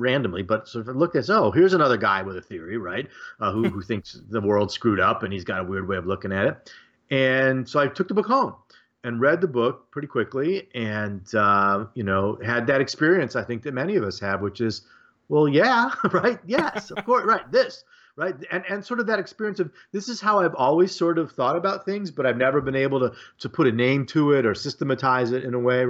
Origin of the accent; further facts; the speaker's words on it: Detroit, Michigan, United States; now in Muncie, United States; I grew up outside Detroit in the Detroit suburbs